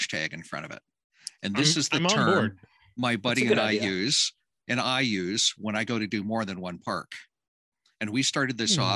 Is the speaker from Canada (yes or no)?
yes; Canada; I'm just Canadian